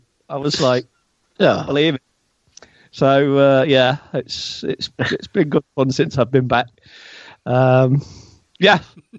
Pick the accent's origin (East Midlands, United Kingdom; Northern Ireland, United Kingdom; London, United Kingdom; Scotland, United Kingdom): East Midlands, United Kingdom; Aspley; Yeah, Strelle. I'm from Strelle, Aspley.